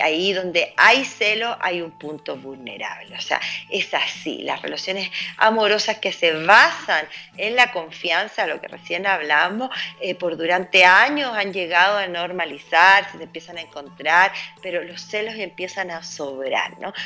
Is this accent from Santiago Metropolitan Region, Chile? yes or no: yes; Santiago, Santiago Metropolitan Region, Chile; como santiaguino